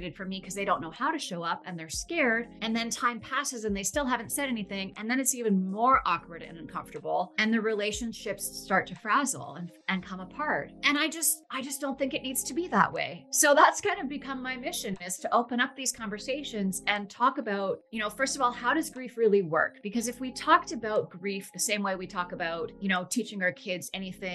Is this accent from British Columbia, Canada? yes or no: yes; Vancouver, British Columbia, Canada; I'm from Vancouver, Canada, and I'm a grief educator